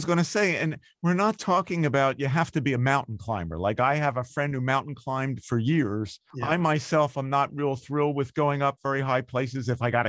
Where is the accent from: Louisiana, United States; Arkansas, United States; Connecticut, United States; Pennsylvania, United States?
Pennsylvania, United States; because I'm from Pennsylvania